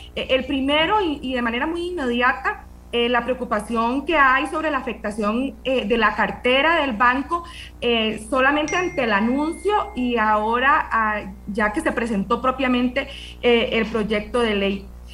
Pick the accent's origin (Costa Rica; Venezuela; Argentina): Costa Rica; nosotros como costarricenses